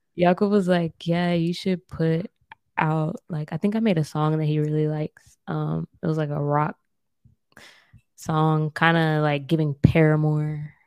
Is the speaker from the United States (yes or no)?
yes; United States; now in Germany; as an American culture